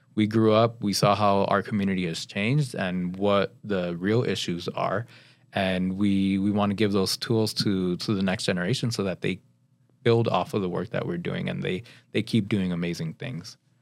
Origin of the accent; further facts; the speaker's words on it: Pasadena, California, United States; I grew up in Pasadena